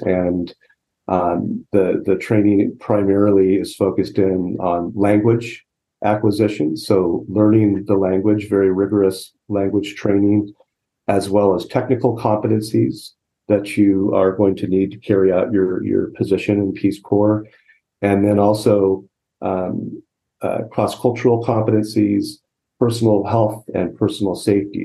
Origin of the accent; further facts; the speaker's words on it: Southern California, United States; I grew up in Southern California